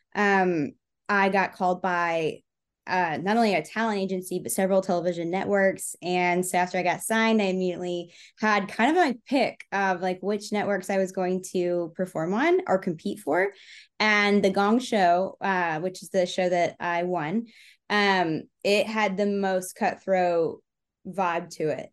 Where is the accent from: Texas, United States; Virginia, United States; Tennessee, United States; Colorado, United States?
Texas, United States; moved away as an adult; now in Memphis, United States; I was born and raised in Texas, but I came to Memphis for art school